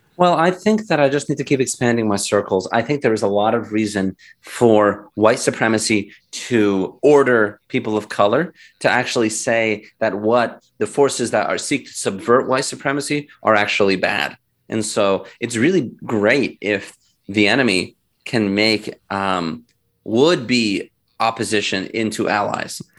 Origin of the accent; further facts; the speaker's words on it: United States; also born or lived in Philadelphia, Pennsylvania; I was born in the United States